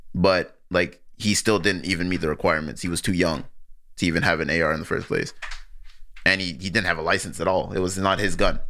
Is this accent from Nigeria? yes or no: yes; Nigeria; I'm Nigerian